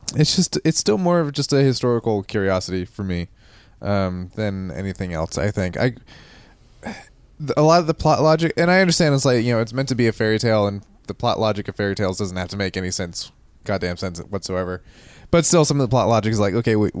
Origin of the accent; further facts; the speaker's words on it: New Jersey, United States; moved away; a guy who grew up in South Jersey